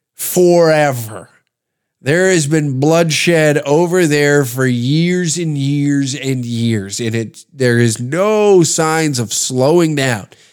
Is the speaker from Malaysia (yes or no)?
no; Canada; the joy of being Canadian